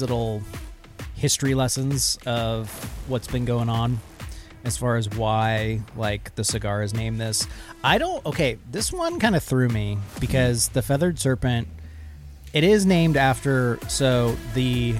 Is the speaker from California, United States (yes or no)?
no; Central Washington, United States; I grew up in Central Washington.